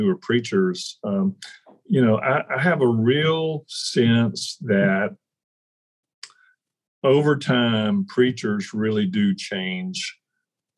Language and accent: English; Deep South, United States; I grew up in the Deep South